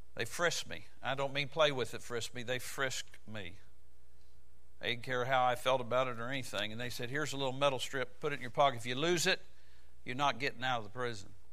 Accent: United States; I'm American

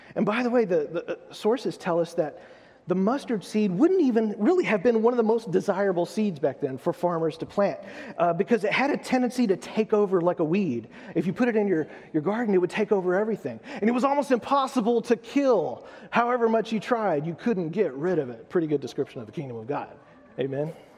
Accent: United States; I'm American

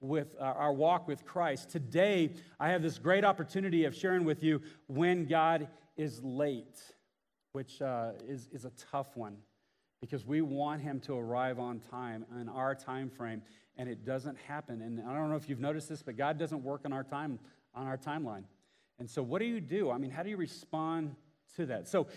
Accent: Houston, Texas, United States; I grew up in Houston, Texas

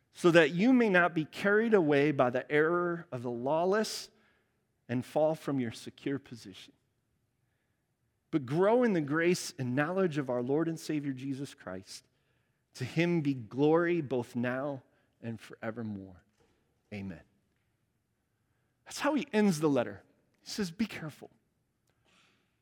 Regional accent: Cedar Lake, Indiana, United States; moved away; Cedar Lake, Indiana, South Chicago suburb where I grew up

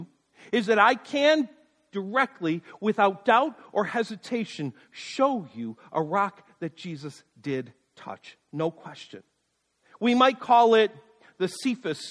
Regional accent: United States; my American mind

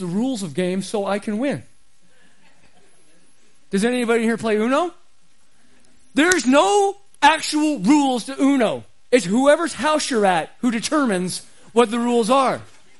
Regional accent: Arizona, United States; I grew up in Arizona

